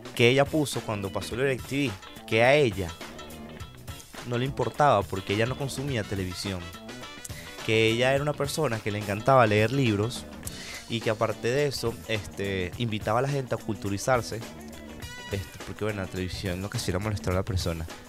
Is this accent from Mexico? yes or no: no; Venezuela; soy venezolano